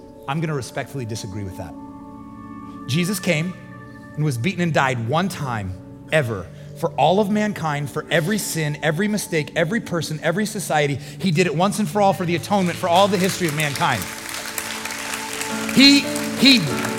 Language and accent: English; Midwest, United States; moved away; I grew up in the Midwest and it would rain a lot in the spring